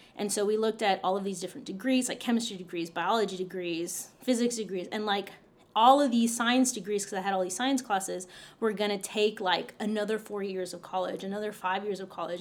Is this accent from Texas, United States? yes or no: yes; Roma, Texas, United States; I grew up in South Texas in a tiny town called Roma, Texas.